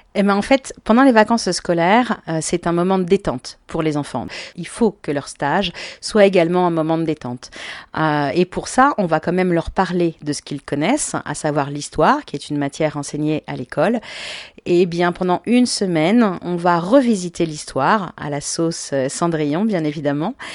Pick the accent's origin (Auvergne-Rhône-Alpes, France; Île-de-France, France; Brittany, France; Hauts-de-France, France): Île-de-France, France; Paris; je suis une vraie Parisienne de naissance, ce qui est assez rare, parce que je suis née à Paris